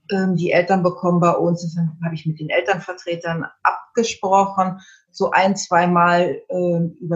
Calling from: Berlin, Germany; ich komme aus Berlin. Wir haben eine Kita mit 65 Kindern.

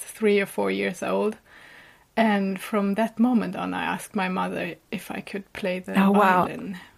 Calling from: Gotland, Sweden; I'm calling from the island Gotland, which is in the Baltic Sea, outside the east coast of Sweden.

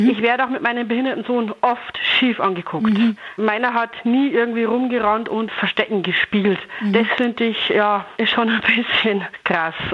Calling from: Ergolsbach, Bavaria, Germany; ich komme aus Ergolsbach.

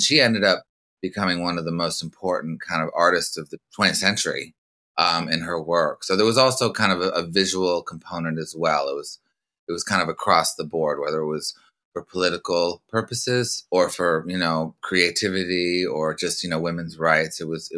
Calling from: Los Angeles, California, United States; I'm calling from Laurel Canyon, Los Angeles.

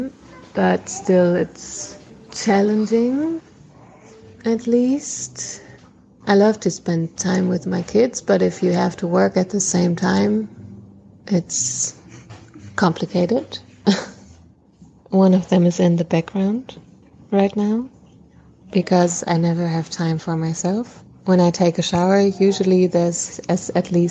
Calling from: Berlin, Germany; I'm calling from Berlin, Germany

